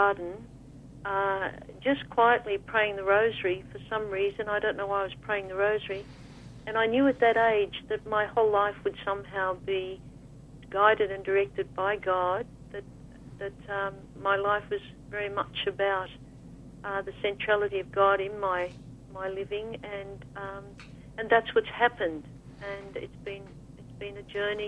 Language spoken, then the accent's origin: English; Australia; I'm from Australia